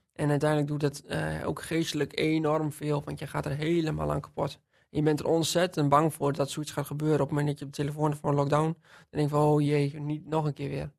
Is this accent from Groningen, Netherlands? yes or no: no; Witteveen, Drenthe, Netherlands; Ik ben opgegroeid in Witteveen